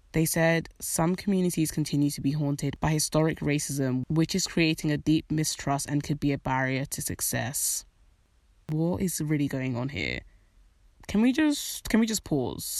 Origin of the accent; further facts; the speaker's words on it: United Kingdom; I know I'm British. I have a British citizenship. I was born in this country